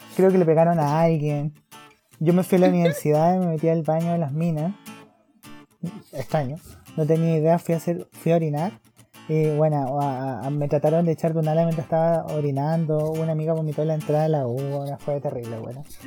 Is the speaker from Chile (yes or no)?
yes; Iquique, Tarapacá, Chile; moved away as an adult; now in Santiago, Chile; Nosotros somos de Iquique, y yo soy, éramos de Quique de a Santiago, yo me quedé aquí, estoy erradicada en Santiago